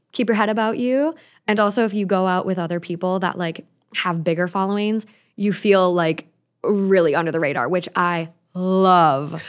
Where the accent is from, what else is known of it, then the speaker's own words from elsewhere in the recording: Minnesota, United States; now in Los Angeles, United States; I'm from Minnesota